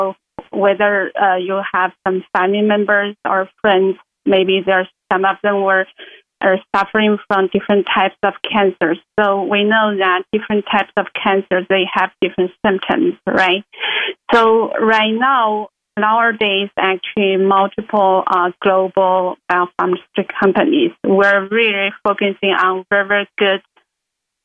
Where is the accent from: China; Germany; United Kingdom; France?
China; moved away as an adult; now in Maryland, United States; I actually originally came from China. I grew up in China